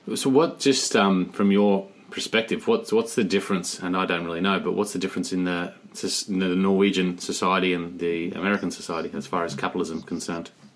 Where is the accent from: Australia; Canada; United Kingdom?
Australia; moved away; I'm from Australia